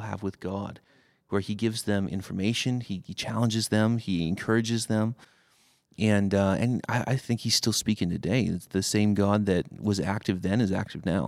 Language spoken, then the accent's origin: English; Seattle, Washington, United States; now in Cleveland, United States; I'm originally a, a West Coaster. I grew up in Seattle.